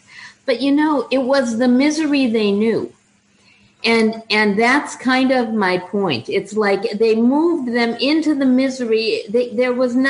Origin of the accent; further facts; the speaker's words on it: Minnesota, United States; moved away; I'm originally from Minnesota